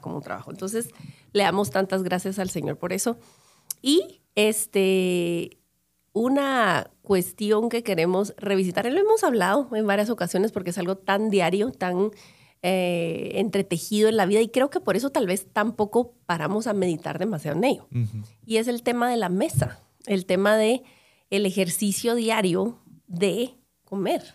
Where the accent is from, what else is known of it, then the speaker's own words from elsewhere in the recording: Guatemala; yo creciendo en Guatemala en los 70s, 80s, 90s